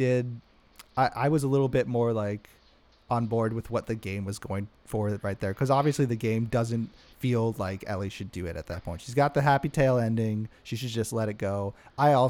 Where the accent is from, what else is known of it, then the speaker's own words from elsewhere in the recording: Santa Barbara, California, United States; I'm from Santa Barbara, California